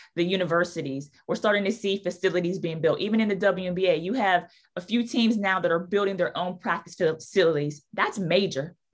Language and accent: English; outside of Pittsburgh, Pennsylvania, United States; now in New Orleans, United States; growing up in Pittsburgh, outside of Pittsburgh, it was always about having that hard hat